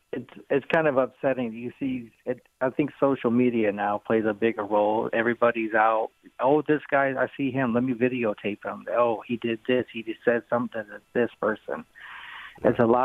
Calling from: Houston, Texas, United States; I'm calling from Houston

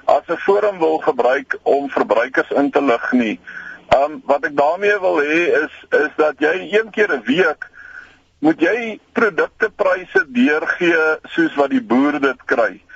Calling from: Randburg, Gauteng, South Africa; Môre, ehm um … Randburg.

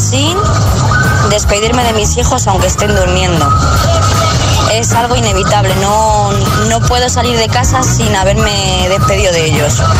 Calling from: Toledo, Castilla-La Mancha, Spain; desde Toledo

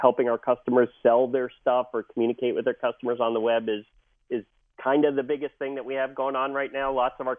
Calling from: San Diego, California, United States; I'm calling in from sunny San Diego.

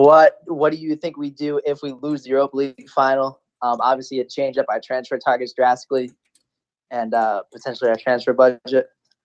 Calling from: Massachusetts, United States; Massachusetts specifically.

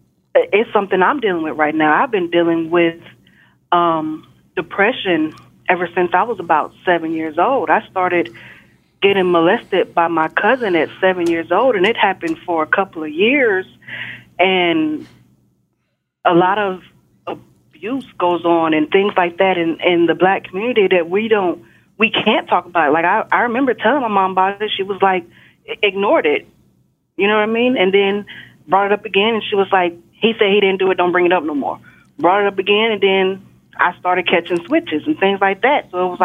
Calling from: Texas, United States; I'm calling from Texas.

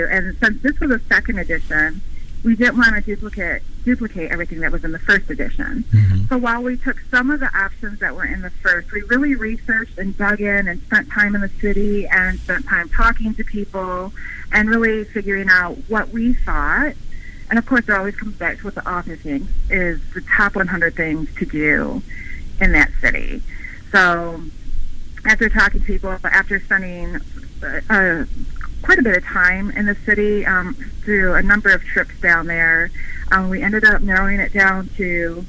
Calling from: northern Michigan, United States; I'm calling from northern Michigan, of all places.

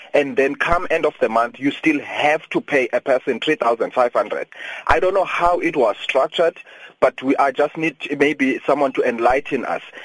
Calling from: Mthatha, Eastern Cape, South Africa; I'm calling from from Umtata

